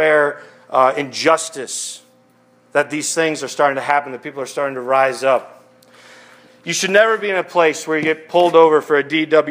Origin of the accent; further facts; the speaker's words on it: Westland, Michigan, United States; when I grew up in Westland, which is like the suburbs of Detroit